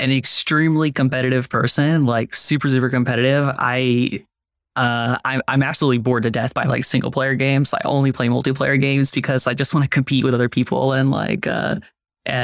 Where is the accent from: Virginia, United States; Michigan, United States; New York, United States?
Virginia, United States; Fredericksburg; also born or lived in Richmond, Virginia; I moved from Fredericksburg to Richmond